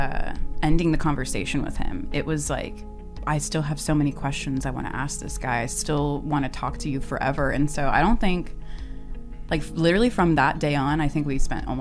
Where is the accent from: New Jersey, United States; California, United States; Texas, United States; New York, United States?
Texas, United States; Houston; now in Austin, United States; I grew up in Houston.